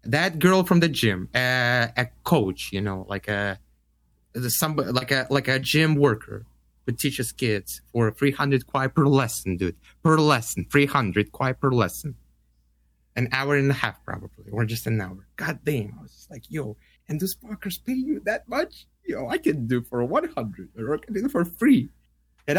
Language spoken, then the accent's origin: English; Russia; moved away; I was like, Russia